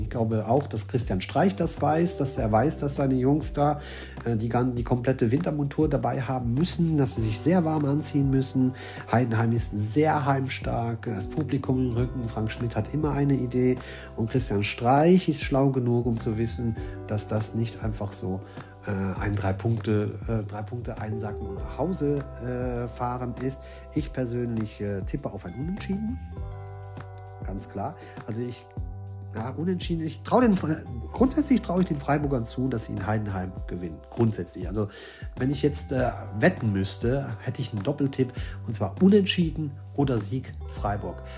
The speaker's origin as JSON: {"language": "German", "country": "Luxembourg", "said": "Ich bin selbst aus Luxemburg"}